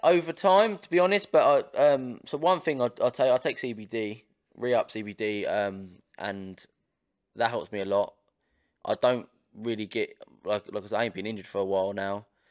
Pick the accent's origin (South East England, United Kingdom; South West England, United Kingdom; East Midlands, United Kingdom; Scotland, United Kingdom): South East England, United Kingdom; Portsmouth; we're, we're from Portsmouth, we're from Ports of England